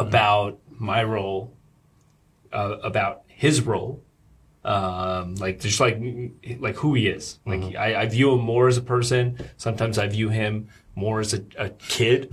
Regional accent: Rockland County, New York, United States; moved away as an adult; now in Shanghai, China; I grew up in uh, uh, Rockland County. It's like suburbs of New York.

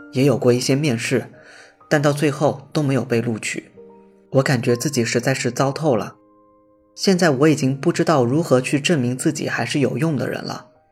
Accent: Malaysia; 我来自马来西亚，性别男，今年二十八岁

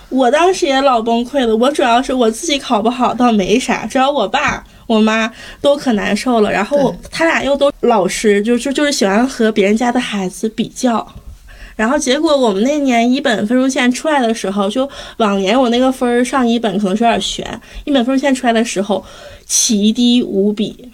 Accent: Heilongjiang, China; moved away; 我是黑龙江的考生，然后我当， 我是二零一三年高考

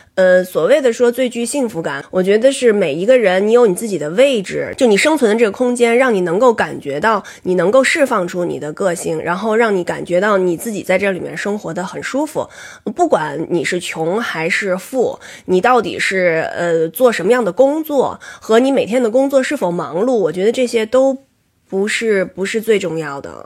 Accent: Beijing, China; also born or lived in Tokyo; 北京是我的家乡

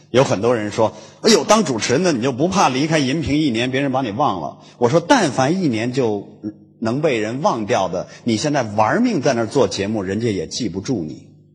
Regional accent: Hulunbuir grassland, Inner Mongolia, China; moved away; 呼伦贝尔草原的

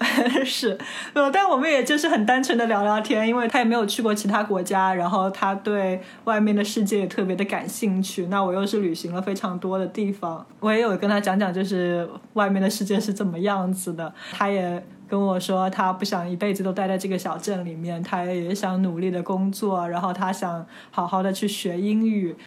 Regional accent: China; 我中国来的，我是中国人

